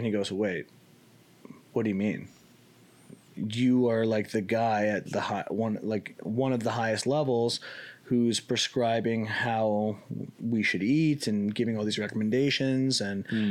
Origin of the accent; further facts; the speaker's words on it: Canada; I'm Canadian.